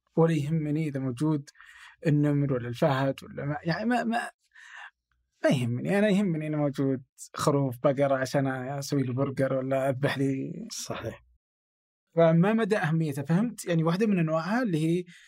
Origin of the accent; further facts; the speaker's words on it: Abha, Asir, Saudi Arabia; now in Riyadh, Saudi Arabia; انا من ابها